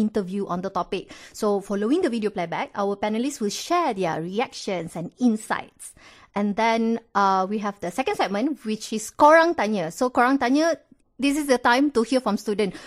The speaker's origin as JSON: {"language": "English", "country": "Malaysia", "said": "unite us as Malaysian"}